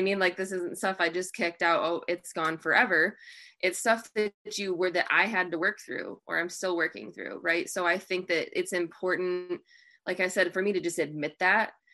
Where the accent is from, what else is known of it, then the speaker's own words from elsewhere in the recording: Michigan, United States; I'm from Michigan.